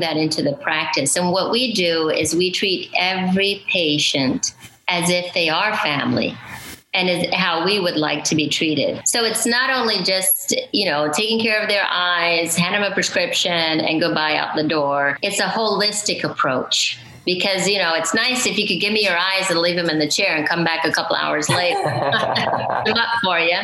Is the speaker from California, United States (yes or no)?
no; Florida Panhandle, United States; I was raised in the Panhandle of Florida. Lower Alabama, like we like to call it, a small town, great community